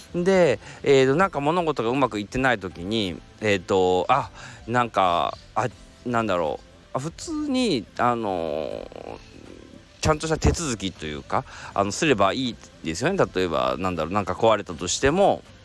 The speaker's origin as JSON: {"language": "Japanese", "region": "Kansai", "country": "Japan", "accent": "Kansai dialect", "said": "ちょっと関西弁出ちゃいました"}